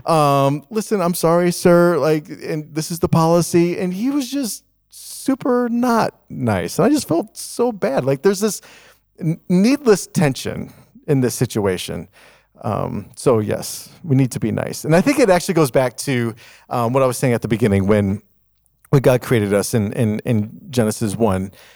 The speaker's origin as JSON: {"language": "English", "town": "Chicago", "region": "Illinois", "country": "United States", "tie": "born or raised there", "said": "when I was growing up in Chicago"}